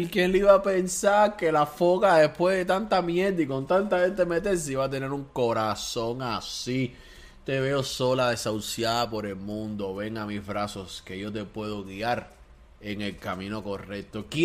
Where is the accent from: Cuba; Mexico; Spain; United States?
Cuba; Porque nosotros sí somos cubanos de verdad y sí estamos con el pueblo.